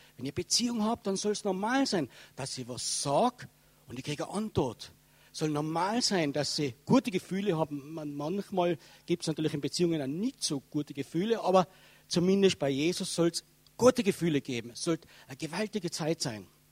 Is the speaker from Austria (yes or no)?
yes; Tyrol, Austria; accent: Tyrolean